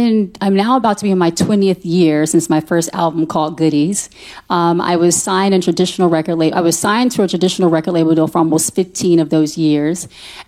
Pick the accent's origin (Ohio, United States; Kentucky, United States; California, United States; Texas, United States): Texas, United States; Fort Hood; born there; the facts online say I'm from Austin. I was born in Fort Hood, Texas, actually, and I'm a military baby, so that's why I was born.